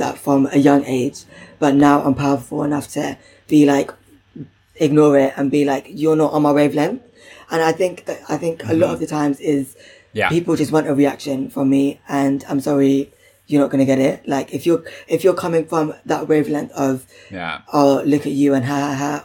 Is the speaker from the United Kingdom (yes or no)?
yes; London, United Kingdom; I'm really from Southall